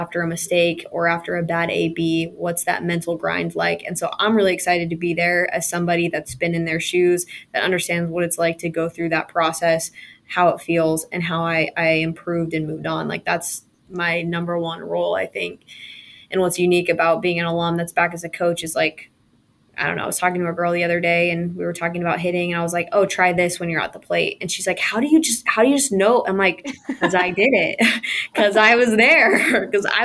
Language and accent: English; West Coast, United States; I'm from the West Coast